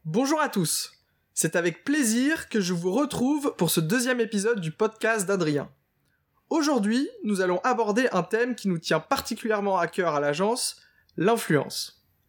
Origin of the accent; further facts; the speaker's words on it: Nord, Hauts-de-France, France; je suis originaire du Nord